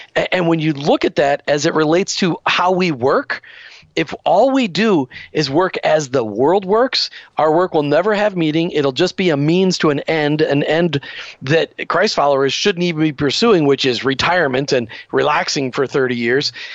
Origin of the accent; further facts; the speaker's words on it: Burnsville, Minnesota, United States; I grew up in Burnsville, Minnesota.